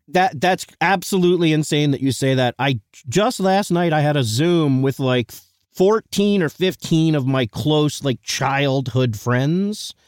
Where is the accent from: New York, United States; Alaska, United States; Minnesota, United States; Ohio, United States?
New York, United States; Eastchester; I grew up in East Chester, a s, small town, the best